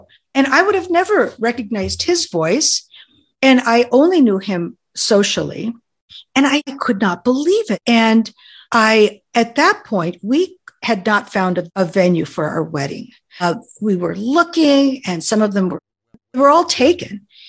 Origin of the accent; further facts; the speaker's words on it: Oregon, United States; And then, oh, and how I was from Oregon. My driver's license was from Oregon